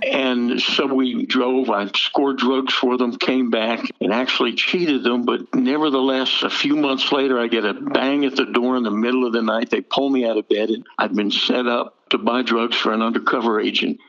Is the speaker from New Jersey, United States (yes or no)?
yes; Jersey Shore, New Jersey, United States; I grew up on the Jersey Shore and I'm Jewish